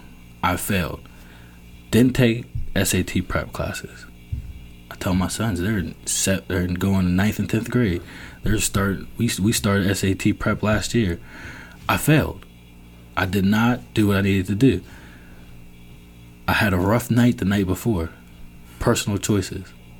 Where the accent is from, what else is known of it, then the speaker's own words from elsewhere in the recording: Virginia, United States; moved away; I'm from Virginia.